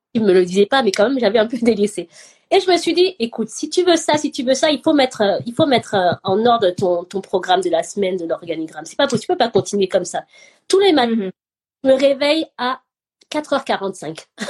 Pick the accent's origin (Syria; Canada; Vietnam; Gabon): Gabon; moved away; also born or lived in France; j'ai grandi au Gabon, mais j'étais jamais allée dans mon village